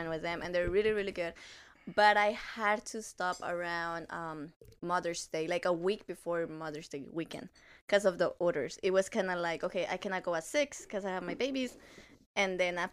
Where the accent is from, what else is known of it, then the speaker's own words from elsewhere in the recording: Dalton, Georgia, United States; also born or lived in Mazatlán, Sinaloa, Mexico / Texas; I was born in Mexico, but raised pretty much in Dalton